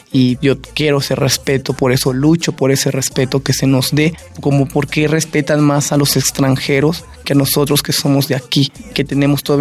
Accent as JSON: {"language": "Spanish", "country": "Mexico", "said": "como indígena levanto mi voz y como mexicano. Yo lo vi más como mexicano levantando la voz de libertad de expresión"}